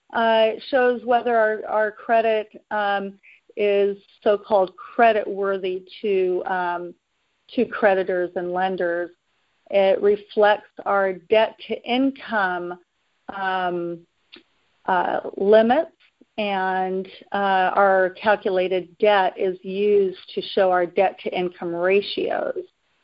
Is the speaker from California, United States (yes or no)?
yes; Oakland, California, United States; share that I'm a local born California resident, have lived here in California all my life. I'm born and raised in Oakland, California, the East Bay in San Francisco.